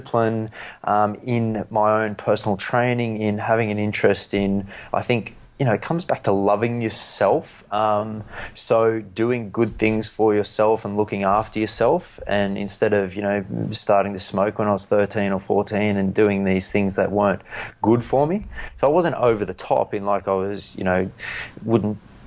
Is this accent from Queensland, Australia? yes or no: no; Newcastle, New South Wales, Australia; me as a 13-year-old kid growing up in Newcastle